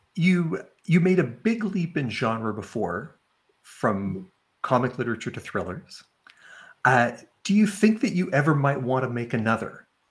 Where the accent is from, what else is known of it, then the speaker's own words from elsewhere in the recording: Sandy Cove, Nova Scotia, Canada; I'm joining uh, uh you and all of our uh, our guests here from uh, from beautiful Sandy Cove, Nova Scotia